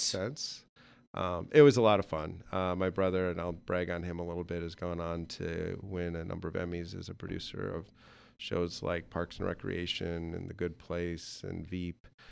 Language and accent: English; Okoboji, Iowa, United States; Grew up in Okeobogee